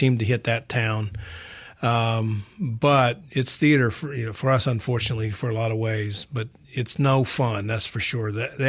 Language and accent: English; Oklahoma, United States; Well, growing up, where we grew up in Delaware County, right there on the Arkansas line, we lost our family farm to a tornado.